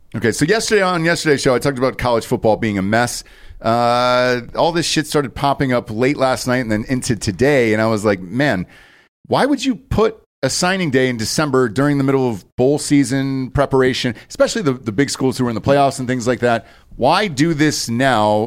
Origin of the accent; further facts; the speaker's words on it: Georgia, United States; moved away; Growing up in Georgia